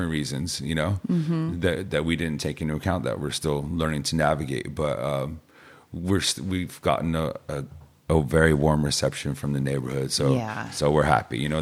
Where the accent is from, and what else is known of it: San Luis Obispo area, California, United States